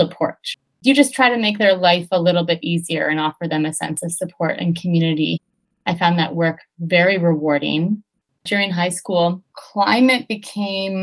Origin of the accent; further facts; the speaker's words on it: Charlottetown, Prince Edward Island, Canada; I'm from Charlottetown, PEI, and I grew up with a lot of class and racial privilege